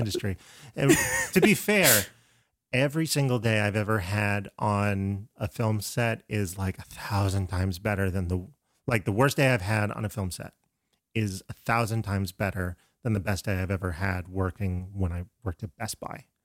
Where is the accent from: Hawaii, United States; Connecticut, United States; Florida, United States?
Florida, United States; I'm from Florida